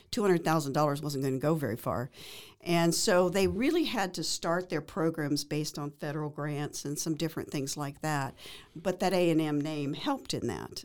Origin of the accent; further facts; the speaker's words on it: near Corpus Christi, South Texas, United States; now in Waco, United States; I grew up in South Texas, near Corpus Christi.